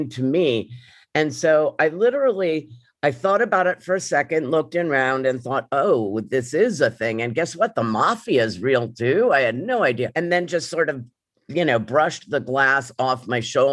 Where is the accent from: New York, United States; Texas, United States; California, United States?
New York, United States; New York City; I grew up in New York City